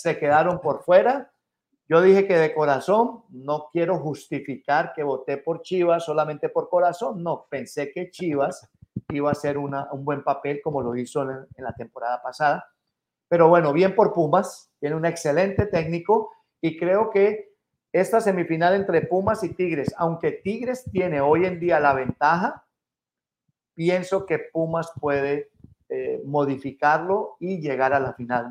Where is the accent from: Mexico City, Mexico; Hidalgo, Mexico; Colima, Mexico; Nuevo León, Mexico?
Mexico City, Mexico; now in United States; Como, como mexicanos y capitalinos